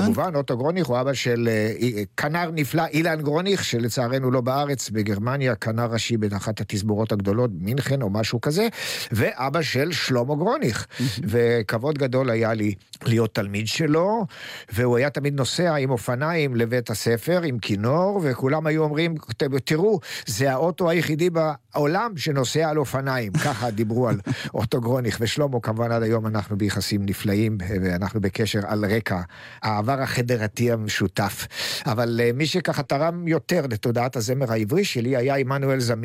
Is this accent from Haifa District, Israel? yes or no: yes; Hadera, Haifa District, Israel; אני בן חדרה